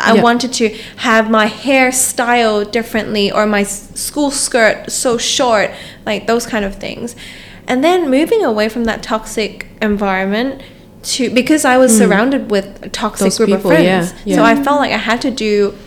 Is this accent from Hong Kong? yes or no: yes; Hong Kong; moved away; a kid growing up in Hong Kong